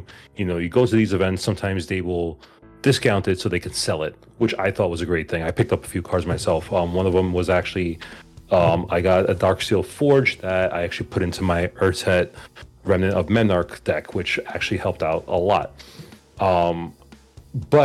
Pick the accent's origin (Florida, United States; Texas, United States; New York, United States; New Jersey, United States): New York, United States; New York City; also born or lived in Queens, New York; I am from New York. Actually Manhattan, born and raised, but I live in Queens.